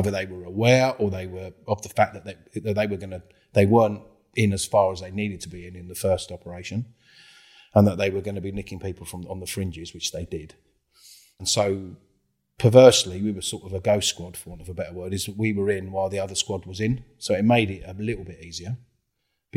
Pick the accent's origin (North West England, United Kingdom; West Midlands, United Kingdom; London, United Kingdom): London, United Kingdom; I come from South London, grew up on an estate in South London